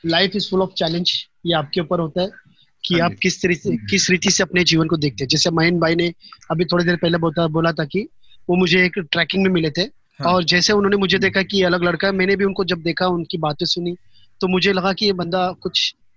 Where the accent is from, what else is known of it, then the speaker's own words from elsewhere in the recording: Pauri Garhwal, Uttarakhand, India; moved away; मैं गढ़वाल से बिलोंग करता हूँ पौड़ी गढ़वाल से उत्तराखंड